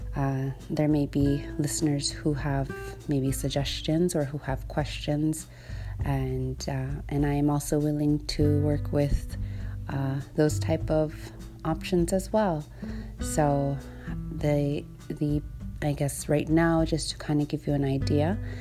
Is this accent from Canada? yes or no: yes; Iqaluit, Nunavut, Canada; first language Inuktitut; English is a second language; I was born and raised here in Iqaluit